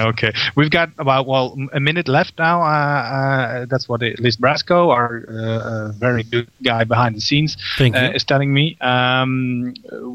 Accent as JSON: {"language": "English", "country": "Netherlands", "said": "we're from Holland and not from Austria"}